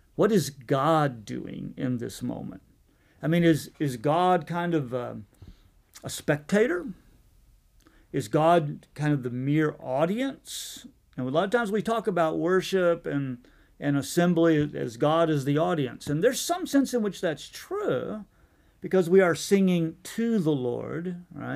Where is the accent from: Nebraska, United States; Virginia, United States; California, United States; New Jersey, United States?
Virginia, United States; moved away; also born or lived in New Mexico / Henderson, Tennessee; I was born in New Mexico, but I actually grew up in Virginia